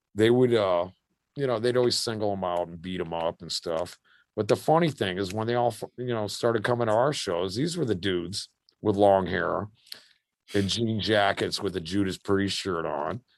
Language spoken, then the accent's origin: English; United States; we're American kids